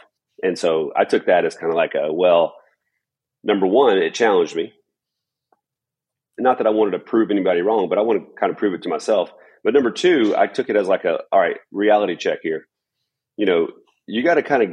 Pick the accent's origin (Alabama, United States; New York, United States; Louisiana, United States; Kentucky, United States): Alabama, United States; Florence; also born or lived in Huntsville, Alabama; I was born in Huntsville, Alabama, and my family moved over to Florence, Alabama when I was about five.